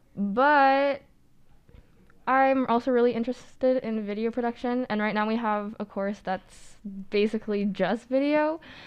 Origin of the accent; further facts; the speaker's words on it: Ottawa, Ontario, Canada; moved away as an adult; I'm from Ottawa